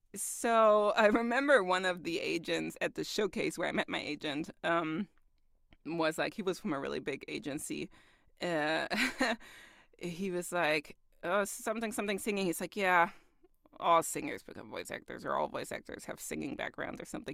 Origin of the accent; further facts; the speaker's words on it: Augsburg, Bavaria, Germany; moved away as an adult; also born or lived in Kaiserslautern / United States; I lived somewhere like mid-Germany in, uh, in Kaiserslautern. But I'm from Augsburg.